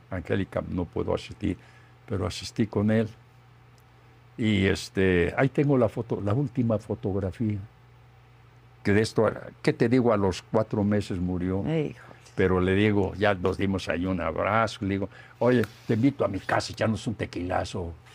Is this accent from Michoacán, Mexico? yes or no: no; Guanajuato, Mexico; como soy de Guanajuato